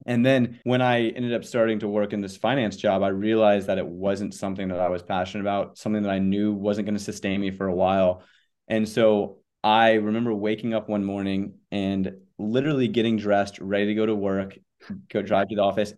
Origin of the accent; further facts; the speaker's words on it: Charlotte, North Carolina, United States; moved away as an adult; also born or lived in Connecticut; now in Charleston, United States; I grew up in Charlotte, North Carolina.